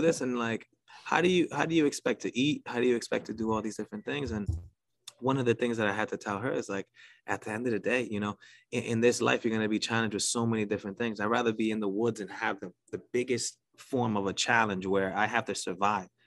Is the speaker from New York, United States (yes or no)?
yes; New York City, New York, United States; accent: New York; I'm from New York City. You could probably tell by the accent